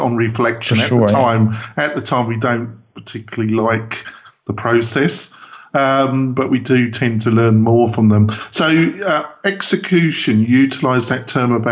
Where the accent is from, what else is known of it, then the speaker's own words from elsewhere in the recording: England, United Kingdom; I'm very English